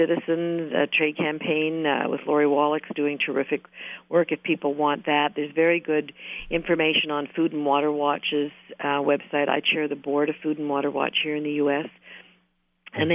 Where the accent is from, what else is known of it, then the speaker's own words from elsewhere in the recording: Canada; as a Canadian, I love working here